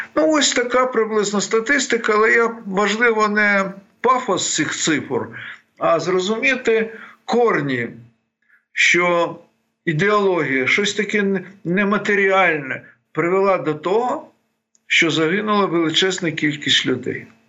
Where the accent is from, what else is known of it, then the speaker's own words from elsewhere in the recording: Bukovina, Ukraine; я сам з Буковини